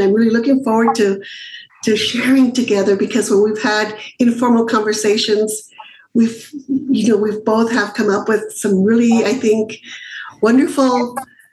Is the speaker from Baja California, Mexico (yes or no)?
yes; Mexicali, Baja California, Mexico; where I was born in Mexicali